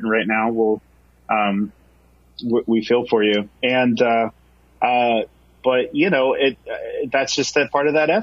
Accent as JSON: {"language": "English", "town": "Bremerton", "region": "Washington", "country": "United States", "tie": "born or raised there", "said": "I grew up in Bremerton in my high school, middle school years"}